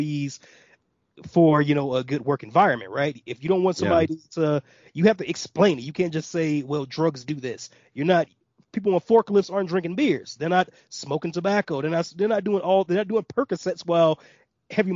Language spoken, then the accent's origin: English; Gary, Indiana, United States; also born or lived in Atlanta, Georgia; now in Colorado, United States; I'm from Gary, Indiana